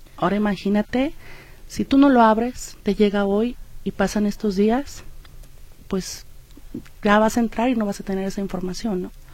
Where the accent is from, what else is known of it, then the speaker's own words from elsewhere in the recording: Mexico; cómo somos los mexicanos